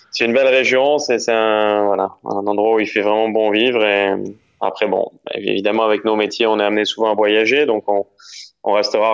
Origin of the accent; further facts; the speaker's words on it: Nice, Provence-Alpes-Côte d'Azur, France; J'ai grandi, euh, j'ai grandi à Nice.